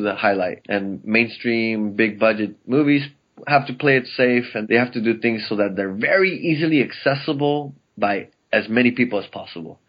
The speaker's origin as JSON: {"language": "English", "town": "El Monte", "region": "California", "country": "United States", "tie": "born or raised there", "said": "I grew up in El Monte, which is about fifteen miles east of downtown L"}